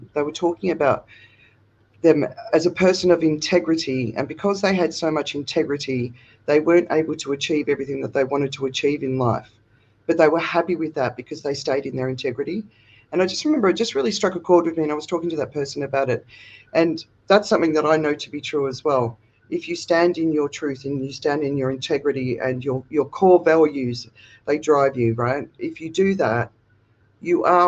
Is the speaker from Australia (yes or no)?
yes; Australia; now in Phuket, Thailand; I'm Australian, but I'm living in Phuket, Thailand